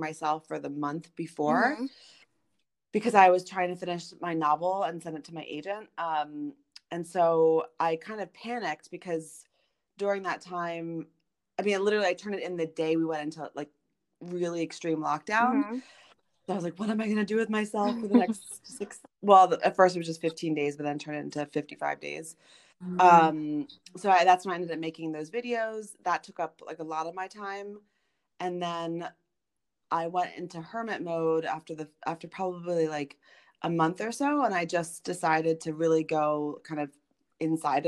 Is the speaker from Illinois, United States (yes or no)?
no; Baltimore, Maryland, United States; moved away as an adult; also born or lived in Los Angeles / New York; now in Paris, France; I'm from Baltimore. I lived in New York.